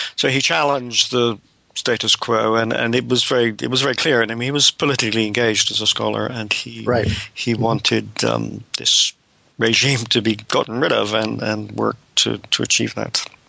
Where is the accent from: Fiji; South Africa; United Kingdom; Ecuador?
United Kingdom; Devon, South West England; moved away as an adult; also born or lived in United States; now in Cambridge, United Kingdom; I'm a British scholar, uh, born in. Um long time ago, 1948, um, in Devon in, in, the West Country